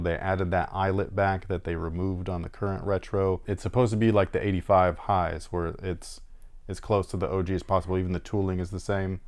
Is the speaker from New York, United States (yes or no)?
no; Bay Area, California, United States; now in Sacramento, United States; I'm from the Bay Area